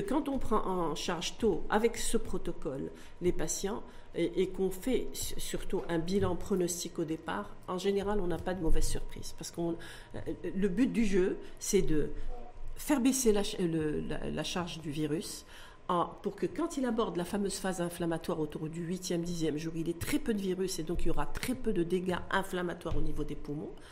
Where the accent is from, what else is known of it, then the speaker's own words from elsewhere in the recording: Morocco; chez nous au Maroc